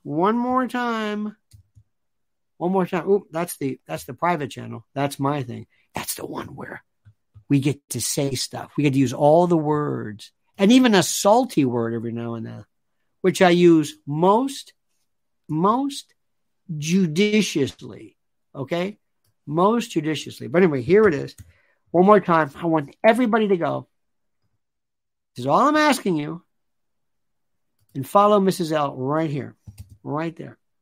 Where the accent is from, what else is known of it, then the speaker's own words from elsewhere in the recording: Florida, United States; Growing up in Florida